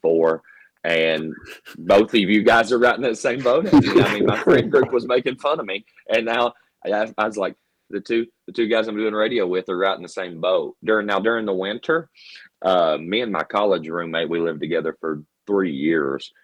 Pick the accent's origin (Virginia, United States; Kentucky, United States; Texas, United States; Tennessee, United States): Kentucky, United States; Richmond; I'm from Richmond, Kentucky